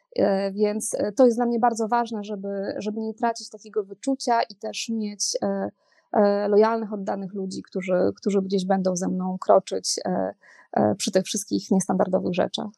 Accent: Poland; ja się wychowałam nad morzem

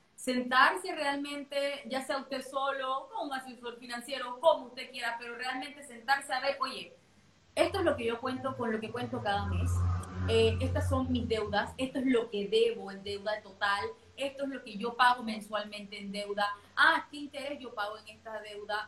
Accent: Panama; now in Dubai, United Arab Emirates; yo soy panameña, eh, vivo en Dubái

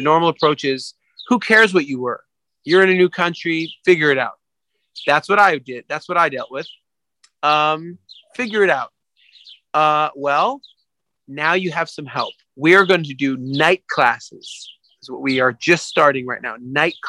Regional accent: England, United Kingdom; I'm from England, you see.

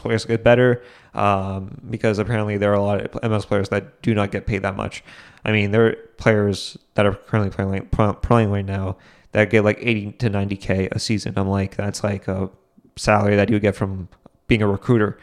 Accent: New England, United States; I'm from New England

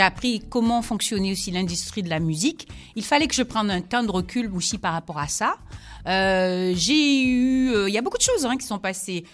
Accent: Guadeloupe; also born or lived in Senegal; je suis de la Guadeloupe et je suis aussi du Sénégal, de père sénégalais, de maman ah, Guadeloupe

